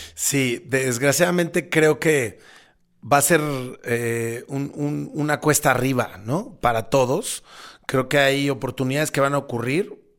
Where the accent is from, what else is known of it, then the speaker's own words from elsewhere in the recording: Mexico; en mi país, ¿no? En México